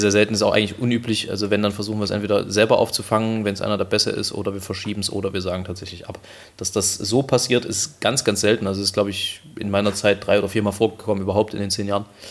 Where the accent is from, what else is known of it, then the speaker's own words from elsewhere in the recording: Germany; wir kommen aus Deutschland